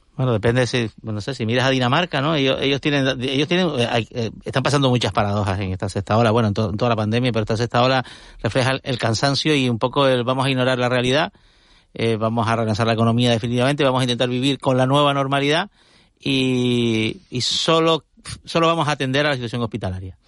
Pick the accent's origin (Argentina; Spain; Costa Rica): Spain; Tenerife, Canary Islands; Yo soy tinerfeño